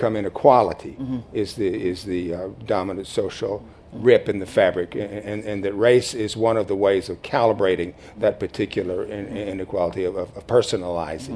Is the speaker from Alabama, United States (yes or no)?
no; Mississippi, United States; I grew up in Mississippi